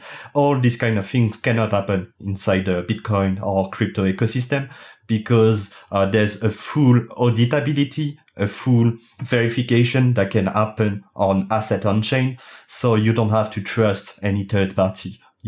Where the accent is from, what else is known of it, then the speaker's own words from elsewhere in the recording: France; English is a second language; as you can hear it with my thick accent, I'm French